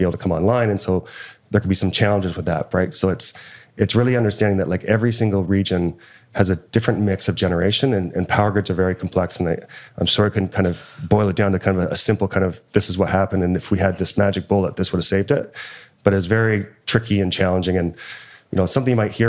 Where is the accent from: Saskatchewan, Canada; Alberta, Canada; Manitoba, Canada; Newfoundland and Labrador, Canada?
Alberta, Canada; I'm from Alberta.